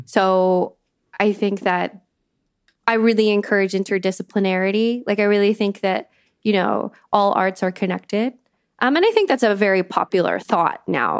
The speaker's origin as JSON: {"language": "English", "country": "Canada", "tie": "born or raised there", "moved": "as an adult", "lives_now": "London, United Kingdom", "said": "I'm not an immigrant. I grew up in Canada. I have a very Canadian experience of growing up."}